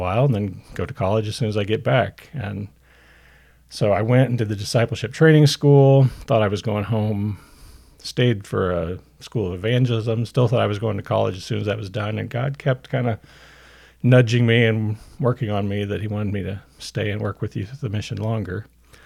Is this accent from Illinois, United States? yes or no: yes; Central Illinois, United States; also born or lived in California / Champaign-Urbana, Illinois; I also grew up in Central Illinois, but I was born in California, moved there as a kid